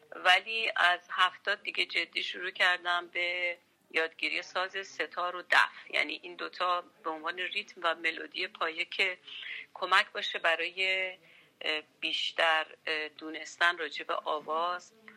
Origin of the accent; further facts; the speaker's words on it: Tehran, Tehran Province, Iran; من تهران زاده شدم